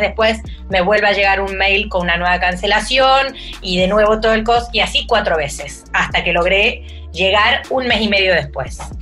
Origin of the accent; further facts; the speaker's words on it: Córdoba, Argentina; also born or lived in Mendoza, Argentina; Yo nací en Mendoza, pero después he vivido toda mi vida en Córdoba. Viví parte, de eh, mi primera infancia en Mendoza y después en Córdoba